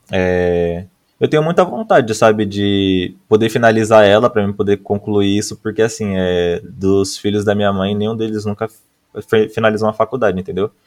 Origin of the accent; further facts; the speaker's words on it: Mauá, São Paulo, Brazil; Cara, eu sou, daqui, eu sou, daqui, de Mauá, aqui, região do ABC Paulista.